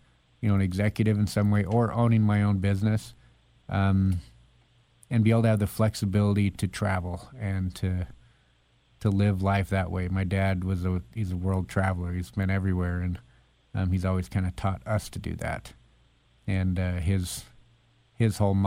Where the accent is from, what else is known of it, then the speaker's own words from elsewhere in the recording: Boise, Idaho, United States; I grew up in Boise, went to Capital High School